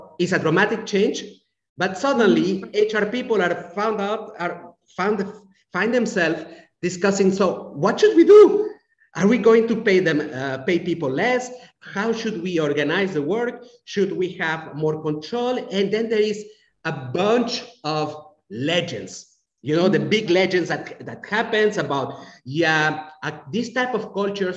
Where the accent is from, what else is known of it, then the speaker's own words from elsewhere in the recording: Romandy, Switzerland; moved away; I grew up in a country that is very similar to your country, Angelique. Switzerland is very similar in terms of approach, even mentality.